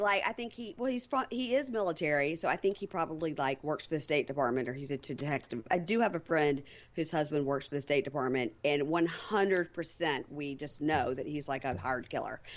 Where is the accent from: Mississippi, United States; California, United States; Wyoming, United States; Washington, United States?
Mississippi, United States; Jackson; my hometown, Jackson, Mississippi